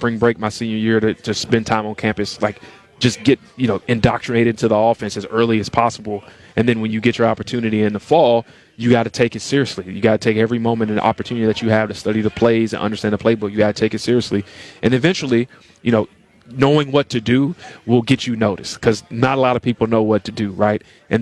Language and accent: English; Tennessee, United States; I grew up in Tennessee